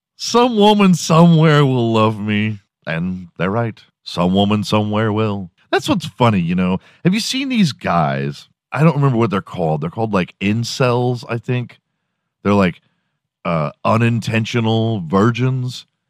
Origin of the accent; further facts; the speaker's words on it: Houston, Texas, United States; I'm from Houston. I grew up watching the Rockets